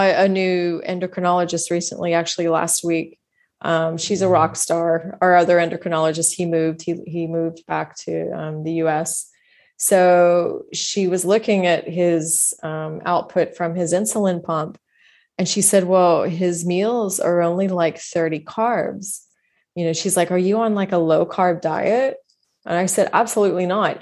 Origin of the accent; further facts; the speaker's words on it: Texas, United States; I grew up in Texas